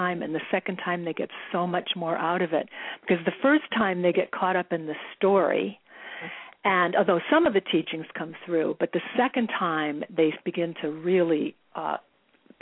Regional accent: Cleveland, Ohio, United States; moved away; I was raised in the Midwest, in Cleveland, and in a very sort of Midwestern normal upbringing

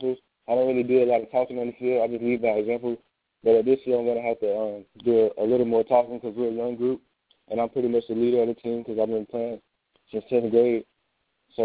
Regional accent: Tallahassee, Florida, United States; I'm from Tallahassee

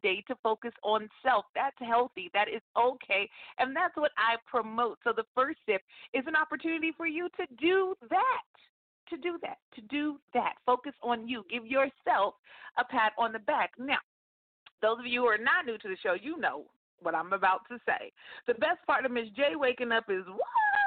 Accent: California, United States; moved away as an adult; also born or lived in Metro Atlanta, Georgia; I am born and raised in California, and that's where I currently live right now. I'm a Cali girl, but I lived in Georgia for nearly 17 years.

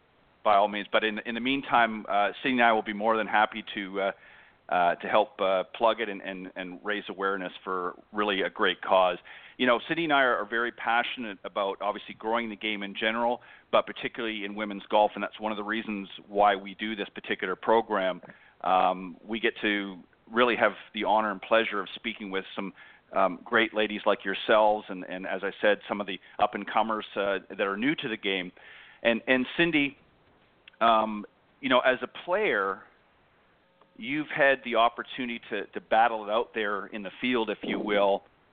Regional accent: Canada; now in Panama City Beach, United States; I live in Panama City Beach, Florida, but I'm originally from Canada.

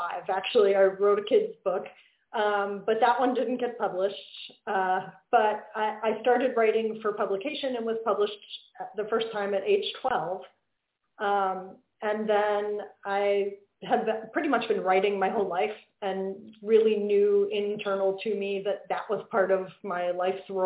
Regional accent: Pennsylvania, United States; I grew up in Pennsylvania.

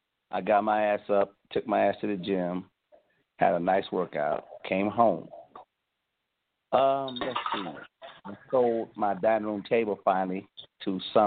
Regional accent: Cleveland, Ohio, United States; moved away; also born or lived in the South (US); Well, first of all, I'm from Cleveland. I'm not from the South.

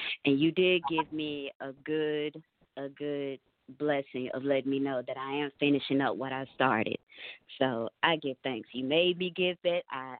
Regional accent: Texas, United States; I'm from Texas here

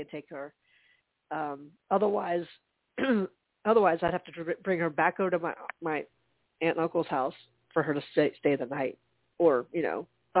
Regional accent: United States; as an American

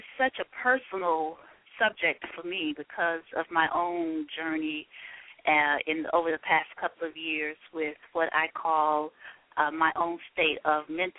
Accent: Selma, Alabama, United States; I'm actually from Selma, Alabama as well.

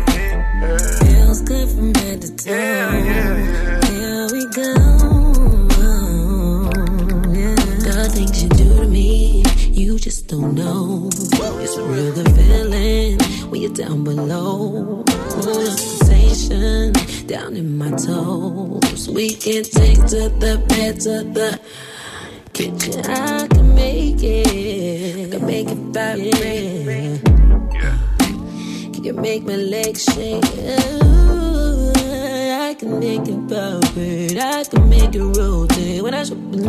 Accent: New York City, New York, United States; I'm from Harlem

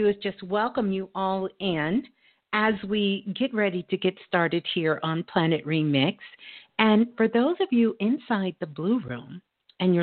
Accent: New York City, New York, United States; Brooklyn's in the house. That's my hometown

